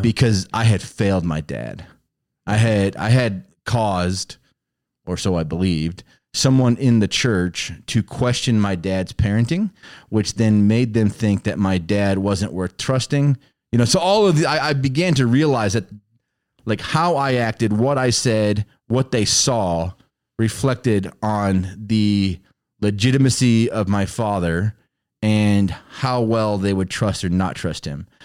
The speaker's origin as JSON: {"language": "English", "town": "Chicago", "region": "Illinois", "country": "United States", "tie": "born or raised there", "also_born_or_lived": "Texas", "said": "We were in the city of Chicago"}